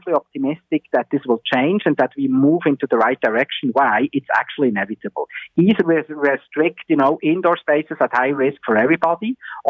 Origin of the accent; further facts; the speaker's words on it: Switzerland; moved away; my home country, Switzerland